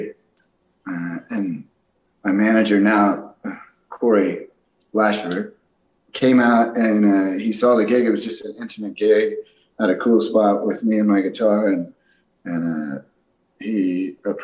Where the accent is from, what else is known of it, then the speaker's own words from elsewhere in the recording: Austin, Texas, United States; moved away; my hometown, Austin, Texas